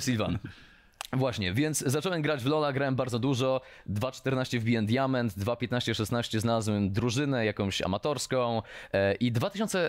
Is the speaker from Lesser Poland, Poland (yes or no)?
no; Mikołów, Silesian Voivodeship, Poland; ja jestem z Mikołowa